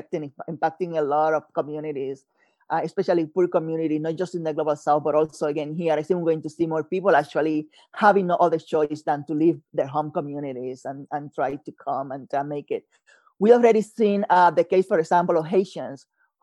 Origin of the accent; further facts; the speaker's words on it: Puerto Rico; moved away as an adult; also born or lived in New Jersey / Mexico / Florida; growing up in Puerto Rico